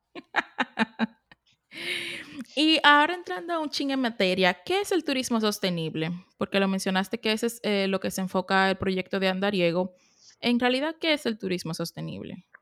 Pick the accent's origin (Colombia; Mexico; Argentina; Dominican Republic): Dominican Republic; now in United States; soy dominicana. Y cuando vine que vine para Estados Unidos